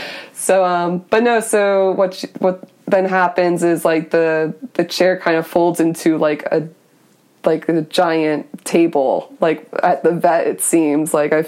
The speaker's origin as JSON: {"language": "English", "region": "Florida", "country": "United States", "said": "Yeah, well, like, I came here from Florida."}